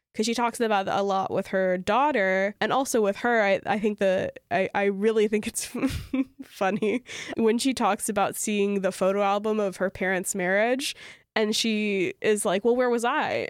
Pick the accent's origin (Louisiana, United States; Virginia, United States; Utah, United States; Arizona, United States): Louisiana, United States; I grew up in Louisiana, which is a very Catholic place